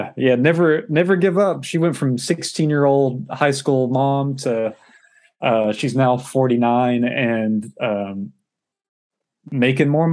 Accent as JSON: {"language": "English", "town": "Paris", "region": "Texas", "country": "United States", "tie": "born or raised there", "said": "Paris, Texas."}